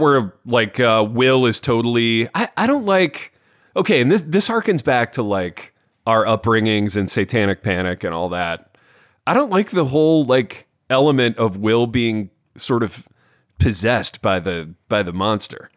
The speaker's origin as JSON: {"language": "English", "region": "Indiana", "country": "United States", "tie": "born or raised there", "said": "I grew up in Indiana. I grew up in a town a lot like Hawkins."}